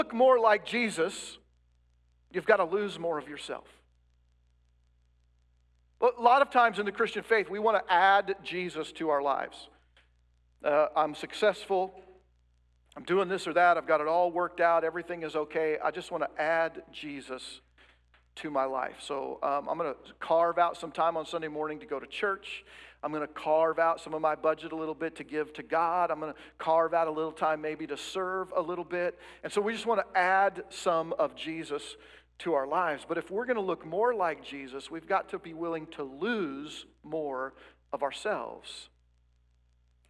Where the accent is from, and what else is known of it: United States